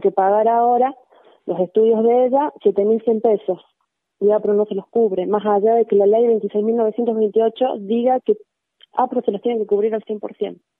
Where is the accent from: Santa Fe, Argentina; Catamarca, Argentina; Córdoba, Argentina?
Córdoba, Argentina; Cosquín; nosotros somos de Cosquín